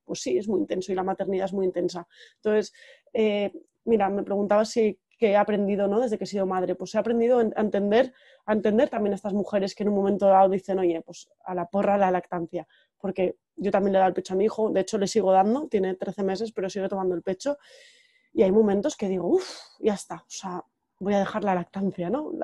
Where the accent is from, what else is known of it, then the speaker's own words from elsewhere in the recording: Valencian Community, Spain; moved away as an adult; also born or lived in Terrassa; now in San Sebastián, Spain; soy valenciana, pero llevo ya unos años viviendo en Donosti desde 2012